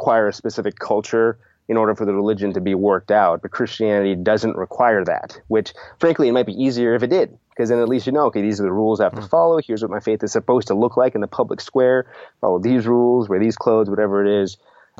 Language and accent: English; India; given the fact that, yeah, I am Indian. I do have kids that are half Indian